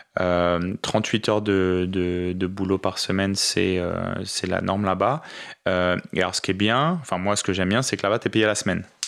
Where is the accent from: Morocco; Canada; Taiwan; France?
France; first language French; moved away as an adult; also born or lived in Paris; now in Australia; je suis français